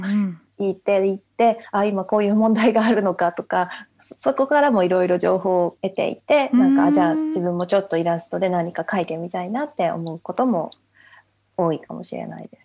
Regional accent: Japan; moved away as an adult; now in London, United Kingdom; 父がイギリス人なのででずっと日本で生まれ育ったから

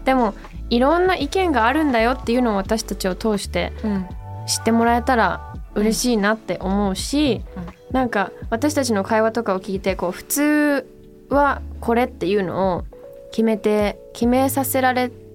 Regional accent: Canada; Japanese is a second language; moved away as an adult; now in Japan; 10歳からずっとカナダで日本の教育をほぼ受けてないので

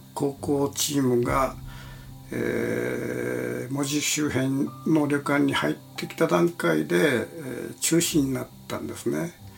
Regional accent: Kitakyushu, Fukuoka, Japan; now in Tokyo, Japan; 私の故郷である門司港

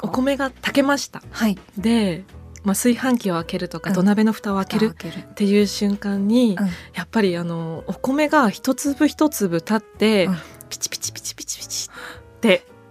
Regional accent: Echigo Plain, Niigata, Japan; 私も越後平野で生まれ育ったんです。

